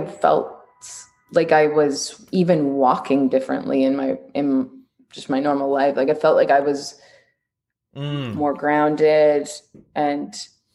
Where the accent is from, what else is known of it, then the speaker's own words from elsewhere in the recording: Canada; I'm Canadian and I work on a lot of American things.